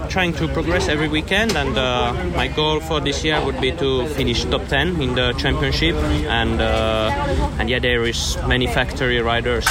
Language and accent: English; Sipoo, Uusimaa, Finland; English is a second language; moved away; I'm from Finland, a city called Sipo, very small, 20 minutes from Helsinki, and yeah, I just grew up riding dirt bikes.